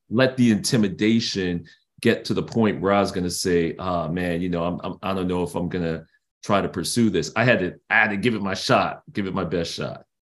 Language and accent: English; New York City, New York, United States; I grew up in Brooklyn, New York